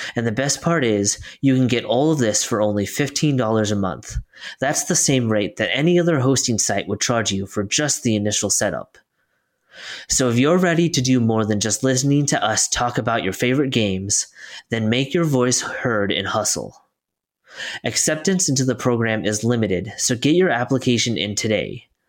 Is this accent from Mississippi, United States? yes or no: no; Oregon, United States; we're both from Oregon.